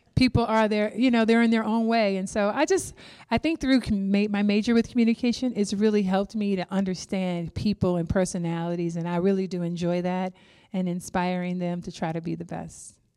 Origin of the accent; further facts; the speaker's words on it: Compton, California, United States; When I started playing basketball, I was twelve years old in Compton